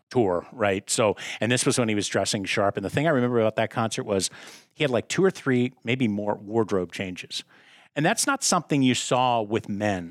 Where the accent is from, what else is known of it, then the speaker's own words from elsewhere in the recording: outside of Philadelphia, Pennsylvania, United States; I grew up outside of Philadelphia